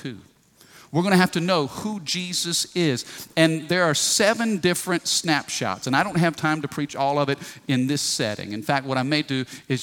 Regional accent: United States; I am a Christian who happens to be born in America.

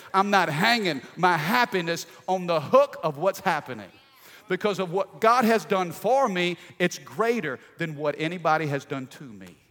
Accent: Midwest, United States; I grew up in the Midwest in a small little country town.

